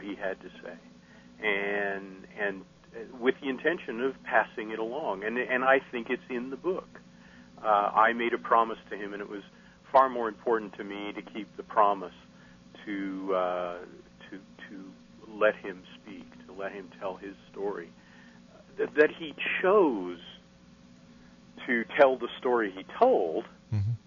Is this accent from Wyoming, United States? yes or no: yes; Casper, Wyoming, United States; born or raised there; now in Texas, United States